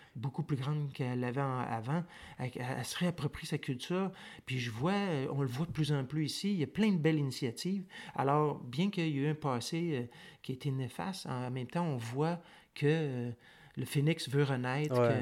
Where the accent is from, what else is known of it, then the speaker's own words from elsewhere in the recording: Montreal, Quebec, Canada; moved away as an adult; now in Nunavut, Canada; je suis né à Montréal, je suis né sur l'île de Montréal, mais ça fait une éternité que j'ai pas vécu à Montréal